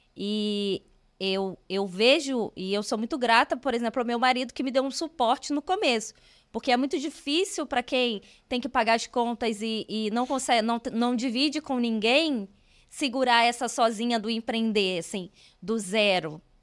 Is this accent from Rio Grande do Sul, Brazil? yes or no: no; Rio de Janeiro, Brazil; moved away as an adult; now in Curitiba, Brazil; eu sou carioca, eu moro em Curitiba, tem quatro anos, mas eu sou carioca